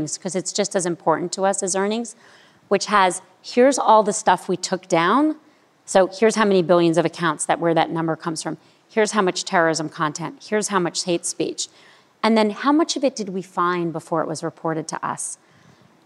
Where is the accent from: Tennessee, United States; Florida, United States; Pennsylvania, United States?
Florida, United States; Miami; I grew up in Miami